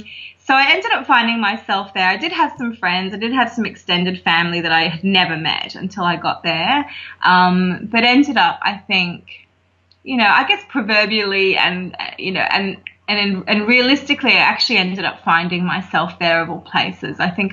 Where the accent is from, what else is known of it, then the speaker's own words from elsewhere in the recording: Hong Kong; moved away as an adult; now in Australia; I was actually born and raised in Hong Kong, of all places. My parents lived over there for many, many years. And so I didn't come to Australia to live until I was in, I think I was 23 when we moved here.